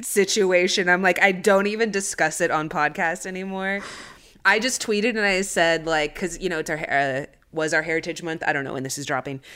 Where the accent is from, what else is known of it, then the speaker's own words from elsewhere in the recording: United States; I'm Chicana, so I grew up here in the States.